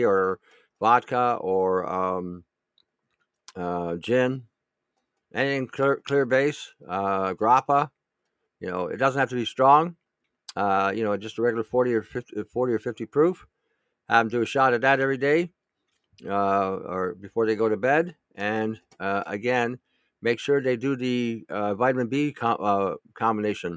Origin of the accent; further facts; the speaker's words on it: Michigan, United States; moved away; I grew up in Michigan